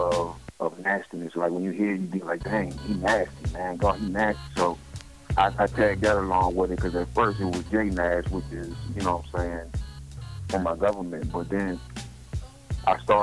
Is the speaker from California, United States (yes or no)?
no; Mineral, Virginia, United States; I come from Monroe, Virginia. You know what I'm saying? Louisa, out here in the sticks in the country